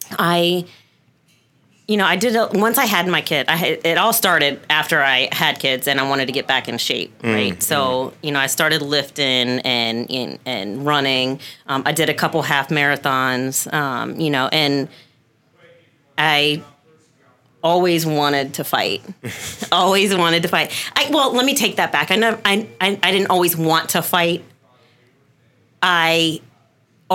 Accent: Suitland, Maryland, United States; also born or lived in Waldorf, Maryland / Charles County, Maryland; I'm originally from PG County, grew up in Suitland, around late middle school, moved to Waldorf, went to Westlake High School, then stayed around Charles County

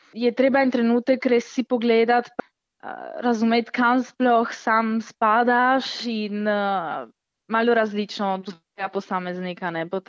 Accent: Italy; smo mi iz Italije

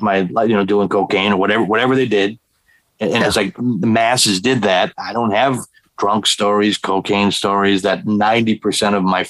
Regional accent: Milwaukee, Wisconsin, United States; when I was a kid, I grew up in Milwaukee

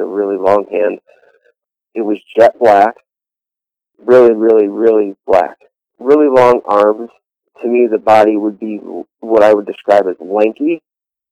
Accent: Chautauqua County, New York, United States; I'm from Chautauqua County, New York

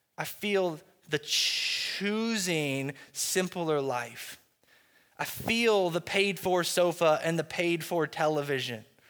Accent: United States; as American Christians

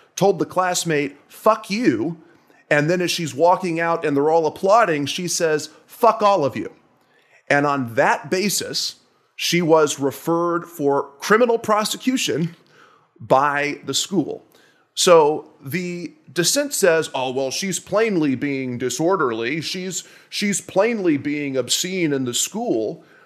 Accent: Nashville, Tennessee, United States; moved away; I'm from Nashville, Tennessee originally

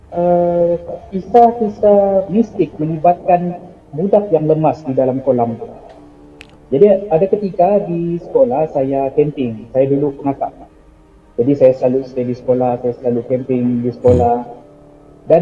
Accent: Sabah, Malaysia; So kopi kopi ejaan kopi itu adalah slang kami di Sabah.

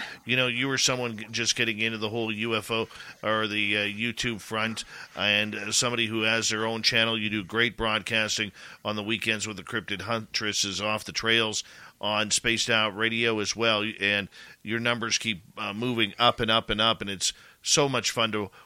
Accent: Canada; I'm Canadian

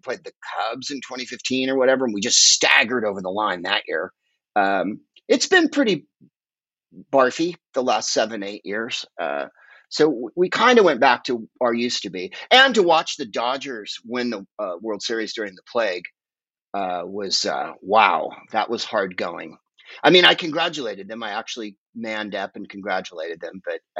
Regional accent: Cincinnati, Ohio, United States; I'm from Cincinnati and my favorite moment

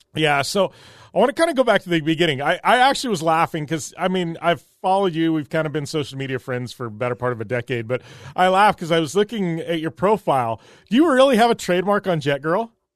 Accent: Parker, Arizona, United States; growing up in Parker, I've been around jet skis my entire life

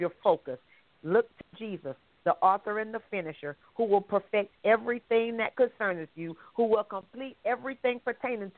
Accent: Anderson, South Carolina, United States; I am from Anderson, South Carolina

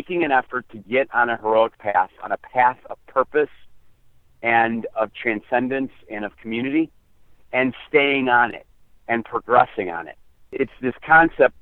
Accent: United States; we come from the American experience

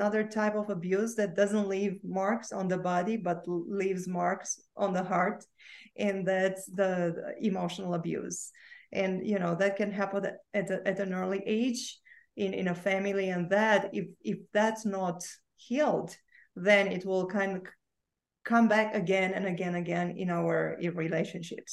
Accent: Romania; I was born and I grew up in Romania

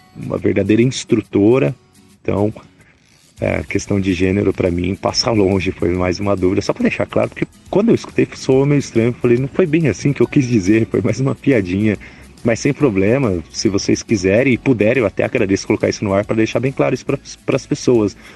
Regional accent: São Paulo, Brazil; also born or lived in family from southern Brazil; now in interior of São Paulo state, Brazil; eu nasci em São Paulo, sou do Butantã, estou erradicado

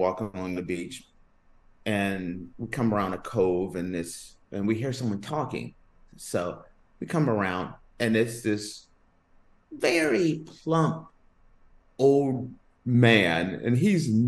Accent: United States; moved away; as an American.

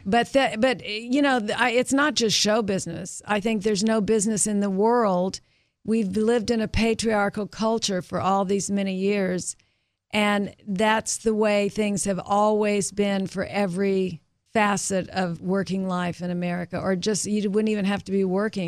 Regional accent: Tulsa, Oklahoma, United States; moved away; I was from Tulsa, Oklahoma.

